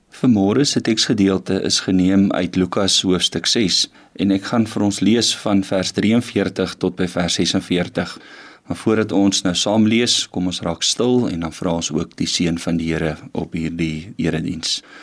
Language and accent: Afrikaans; Western Cape, South Africa; now in Pretoria, South Africa; Ek het in die Kaap groot geword